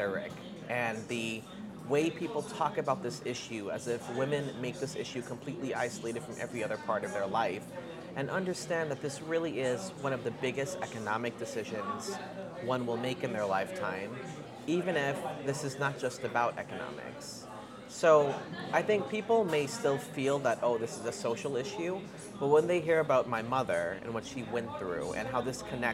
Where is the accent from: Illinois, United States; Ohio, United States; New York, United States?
New York, United States; New York City; I was born with asthma because I grew up in Queens in New York City